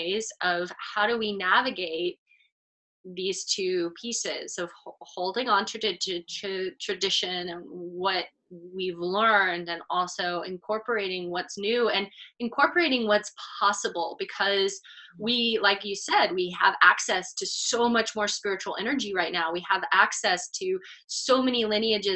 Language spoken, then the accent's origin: English; Texas, United States; moved away; also born or lived in New York City / Los Angeles; I grew up in Texas suburban. I moved to New York City. I lived in Los Angeles